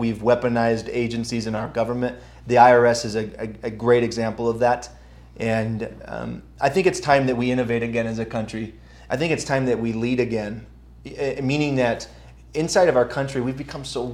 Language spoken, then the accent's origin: English; New York, United States; I grew up in New York State public education.